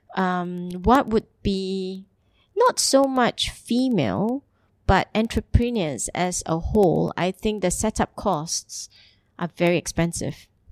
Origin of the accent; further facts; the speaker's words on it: Singapore; moved away as an adult; also born or lived in Italy / Geneva / Hamburg; now in Dubai, United Arab Emirates; I'm originally from Singapore